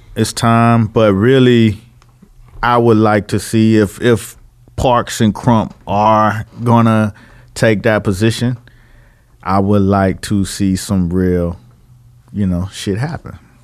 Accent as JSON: {"language": "English", "town": "Miami", "region": "Florida", "country": "United States", "said": "I'm from Miami"}